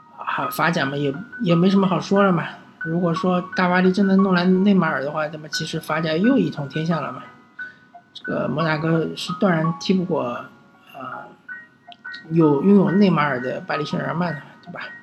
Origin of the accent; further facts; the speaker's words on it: China; 和我们中国人素质确实不能比的